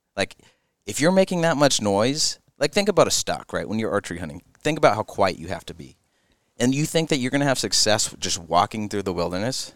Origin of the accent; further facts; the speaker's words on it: Julian, California, United States; now in Alpine, United States; I grew up in Julian, living Alpine now